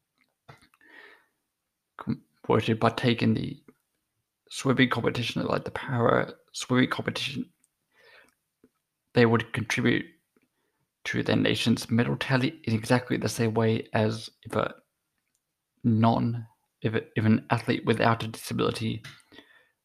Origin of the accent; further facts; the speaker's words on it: Australia; I'm an Australian